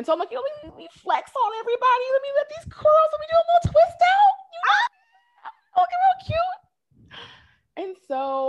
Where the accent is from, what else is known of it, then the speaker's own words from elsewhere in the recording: Pacific Northwest, United States; moved away; growing up in the Pacific Northwest, racism is very watered down